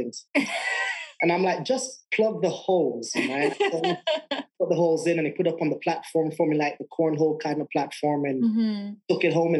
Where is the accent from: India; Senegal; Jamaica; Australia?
Jamaica; moved away as an adult; also born or lived in England; now in Denver, United States; I'm from Jamaica, and I live in Denver, Colorado now